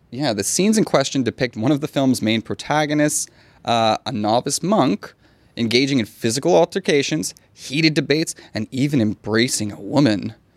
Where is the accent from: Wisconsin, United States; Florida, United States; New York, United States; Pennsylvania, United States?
Florida, United States; now in Thailand; I'm from Florida